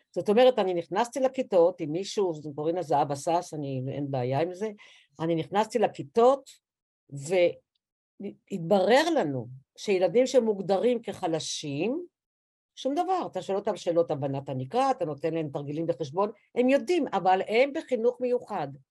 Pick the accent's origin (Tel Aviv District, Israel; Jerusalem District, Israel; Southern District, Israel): Tel Aviv District, Israel; Tel Aviv; אני וצילי, בלי עין הרע, גדלנו בכיכר דיזנגוף